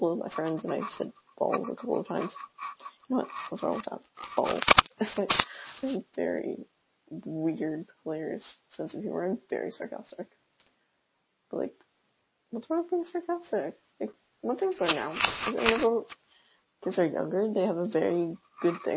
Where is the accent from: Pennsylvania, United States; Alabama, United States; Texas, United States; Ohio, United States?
Texas, United States; now in Virginia, United States; I live in Virginia. I'm from Texas